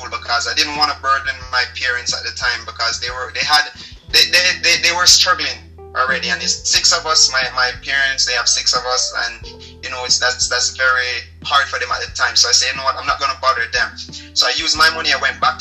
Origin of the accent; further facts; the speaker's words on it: Jamaica; moved away as an adult; I'm from Jamaica